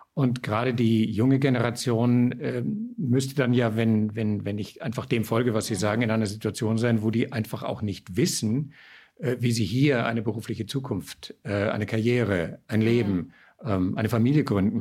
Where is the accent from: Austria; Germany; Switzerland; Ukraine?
Austria; bei uns in Österreich